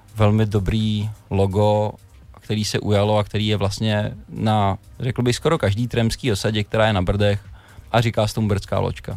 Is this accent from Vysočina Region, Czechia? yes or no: no; Všenory, Central Bohemian Region, Czechia; u nás ve Všenorech se ještě dělá sídr